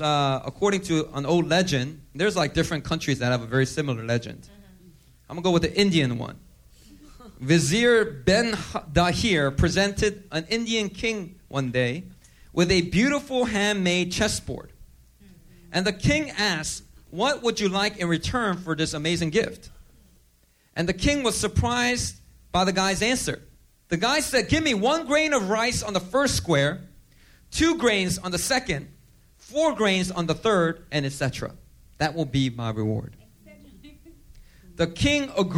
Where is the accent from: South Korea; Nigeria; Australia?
South Korea; moved away; I love my home country, Korea, right? I'm a U.S. citizen, but, you know, I was born in Korea